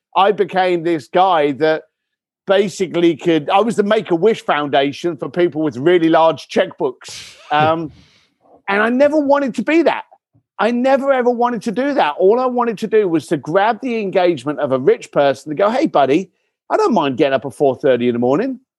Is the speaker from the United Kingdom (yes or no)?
yes; Tadley, South East England, United Kingdom; also born or lived in Reading / East London; now in Los Angeles, United States; I was born in Reading, grew up in, uh, Tadley, Basingstoke, those areas